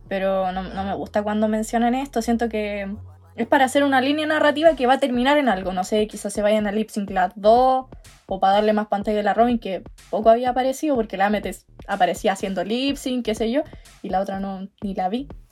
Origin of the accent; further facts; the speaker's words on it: Santiago, Santiago Metropolitan Region, Chile; also born or lived in Talca; now in Parral, Chile; soy santiaguina. ¿Ya? Pero vivo en una ciudad llamada Parral, pero estudio en Talca